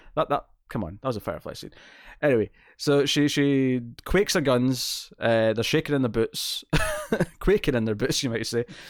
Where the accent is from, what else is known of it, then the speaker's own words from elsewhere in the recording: Scotland, United Kingdom; accent: Scottish; I'm clearly got a very Scottish accent, but I don't have a very strong, specific Scottish dialect